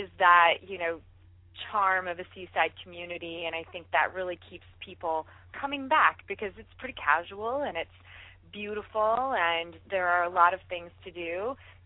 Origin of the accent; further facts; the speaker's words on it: Indiana, United States; moved away as an adult; also born or lived in Los Angeles; now in Newport Beach, United States; I am originally from the Midwest, from Indiana. I came out to Los Angeles, lived in L.A. for a while, and then I found my way to Newport Beach.